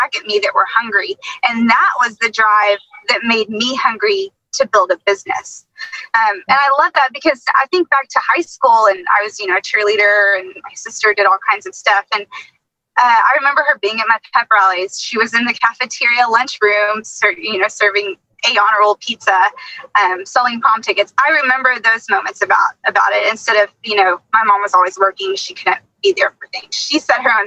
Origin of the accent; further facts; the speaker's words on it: Dallas, Texas, United States; I grew up in Dallas, half my family is from West Texas